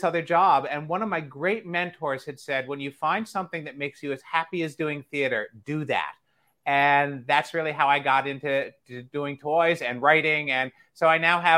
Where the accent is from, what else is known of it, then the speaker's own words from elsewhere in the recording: Delaware, United States; I grew up in Delaware, and there was a lot of community and regional theater around there